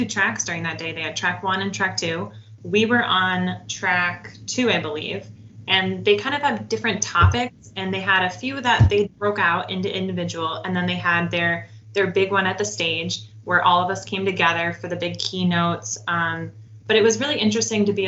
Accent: Michigan, United States; we're from Michigan

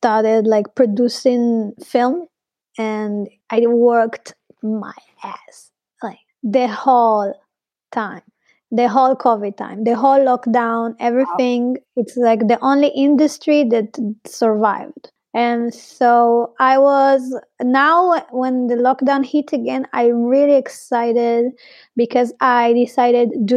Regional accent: Arad, Southern District, Israel; English is a second language; moved away as an adult; now in Berlin, Germany; really reminded me my hometown. I'm from Arad. That it's a very small town in the desert of Israel-Palestine

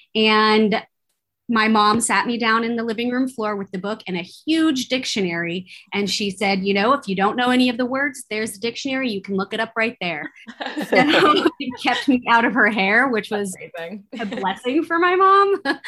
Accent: Bay Area, California, United States; growing up in the Bay Area in California

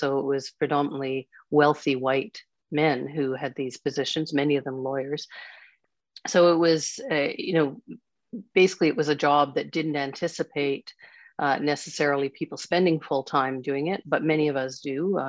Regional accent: Quebec, Canada; born there; also born or lived in Ontario / British Columbia / Alberta / Saskatchewan; I was born in Quebec. I've lived in BC, Alberta, Saskatchewan, Nova Scotia, and my dad has roots in PEI.

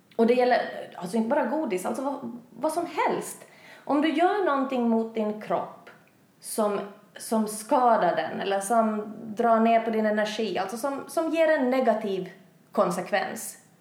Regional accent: Finland; moved away as an adult; now in Sweden; jag är hem från Finland. Har bott i Sverige i ett och ett halvt år

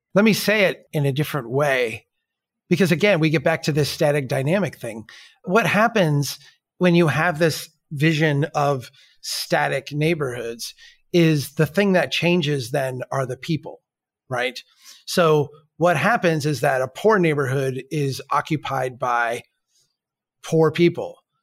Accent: Minnesota, United States; I'm from Minnesota

